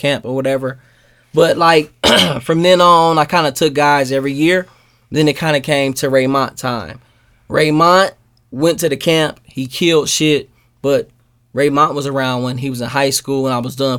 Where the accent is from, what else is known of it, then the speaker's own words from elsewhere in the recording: Milwaukee, Wisconsin, United States; I'm from Milwaukee